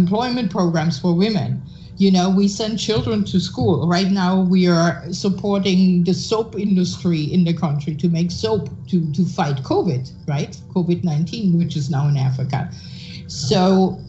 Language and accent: English; Germany; now in United States; I'm a German citizen, right? So besides being an American for a long time now, but here in America